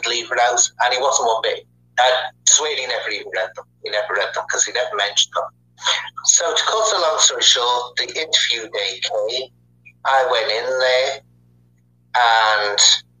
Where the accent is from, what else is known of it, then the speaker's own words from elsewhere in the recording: Liverpool, North West England, United Kingdom; me and Sean come from the same county, Merseyside, and he comes from the Wirral, and I come from Liverpool.